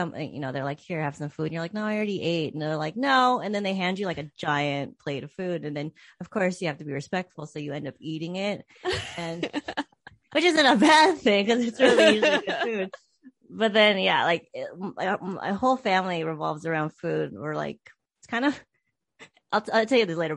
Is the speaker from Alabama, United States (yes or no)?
no; Chula Vista, California, United States; I grew up in Chula Vista, which is a suburb of San Diego, and it's South San Diego.